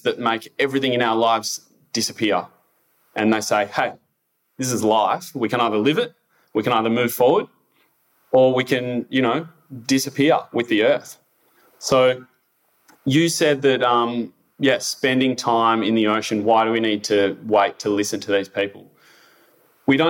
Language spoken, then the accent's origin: English; Victoria, Australia; moved away; I am originally from Victoria